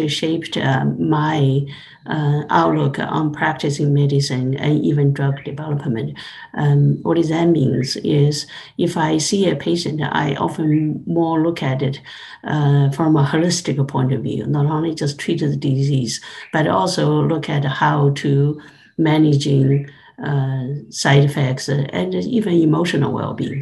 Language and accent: English; China; moved away; I grew up in China